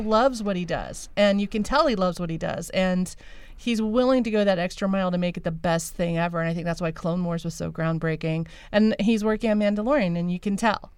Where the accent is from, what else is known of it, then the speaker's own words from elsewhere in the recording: rural Midwest, United States; moved away; I came from the Midwest and rural Midwest.